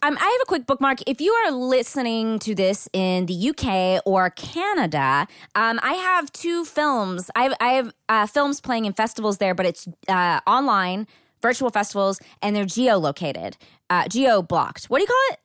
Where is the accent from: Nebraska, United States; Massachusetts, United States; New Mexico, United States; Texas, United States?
Texas, United States; Marshall; moved away; my hometown, which is a very small town in East Texas called Marshall.